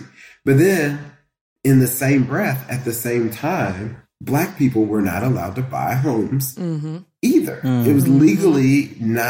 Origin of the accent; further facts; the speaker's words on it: Indianapolis, Indiana, United States; now in Cincinnati, United States; that's my hometown